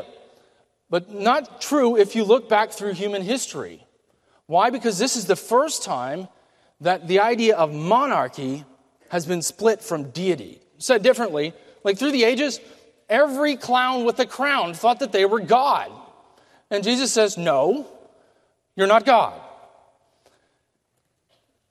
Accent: United States; as Americans

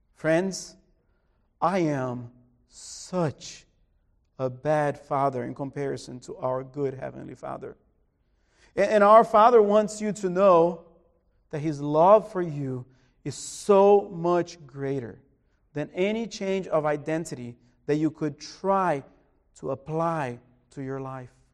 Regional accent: Brazil; moved away; my hometown in Brazil

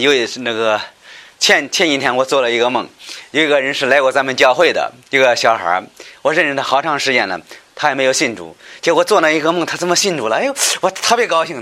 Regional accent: China; 我们中国人

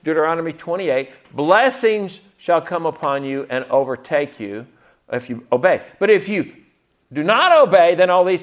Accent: the South, United States; As a Southerner

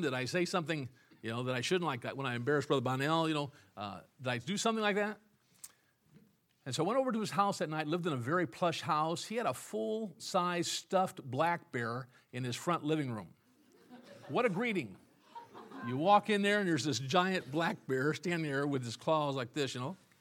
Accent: Illinois, United States; moved away; I was from Illinois

